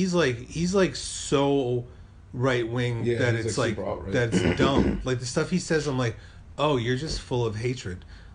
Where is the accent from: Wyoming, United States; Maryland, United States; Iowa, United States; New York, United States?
New York, United States; New York City; I'm from Brooklyn